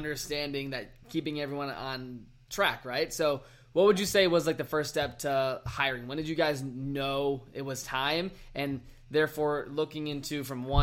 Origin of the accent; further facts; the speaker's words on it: Virginia, United States; now in Arizona, United States; I was in my hometown in Virginia